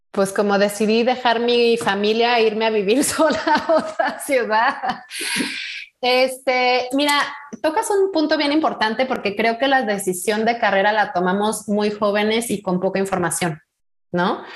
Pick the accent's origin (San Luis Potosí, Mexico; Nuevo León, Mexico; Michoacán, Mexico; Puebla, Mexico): Michoacán, Mexico; Morelia; moved away; yo soy de Morelia, hace ya unos, unos añitos que, viví mi infancia allá